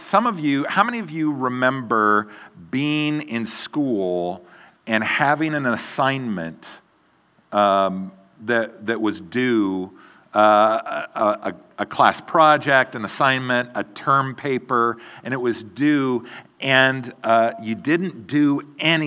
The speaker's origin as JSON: {"language": "English", "town": "Eugene", "region": "Oregon", "country": "United States", "tie": "born or raised there", "also_born_or_lived": "Mount Juliet, Tennessee", "moved": "as an adult", "said": "And now I live in Eugene, Oregon, back in my hometown where I grew up"}